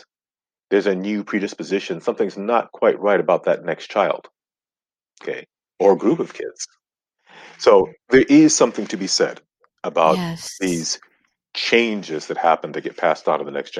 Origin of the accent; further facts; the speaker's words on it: Ghana; I'm from Ghana, West Africa, and that's where I was born, my family, all of us.